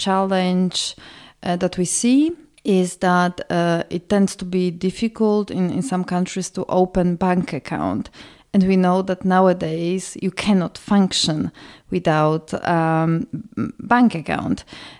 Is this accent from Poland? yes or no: yes; Warsaw, Masovian Voivodeship, Poland; English is a second language; I'm originally from Warsaw, Poland. And my country used to be very, very homogeneous.